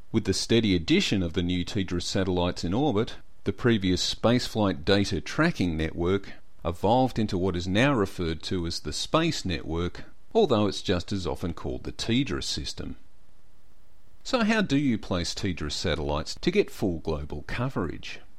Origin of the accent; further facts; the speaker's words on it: Australia; I'm an Australian.